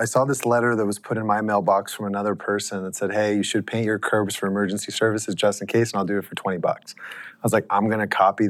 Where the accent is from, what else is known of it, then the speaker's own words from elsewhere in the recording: Los Angeles, California, United States; In LA.